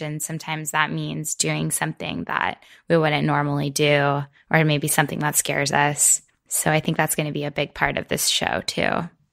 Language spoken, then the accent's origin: English; Florida, United States; moved away as an adult; now in Maine, United States; I'm from Florida originally, where I spent most of my life